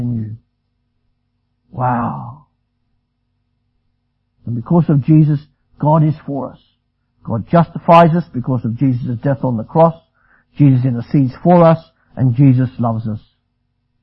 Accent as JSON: {"language": "English", "country": "Australia", "said": "I'm Australian"}